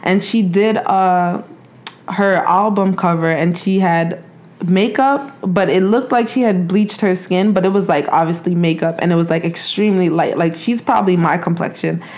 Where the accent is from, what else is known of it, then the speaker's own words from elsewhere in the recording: New York, United States; moved away; also born or lived in New Jersey; I grew up in New York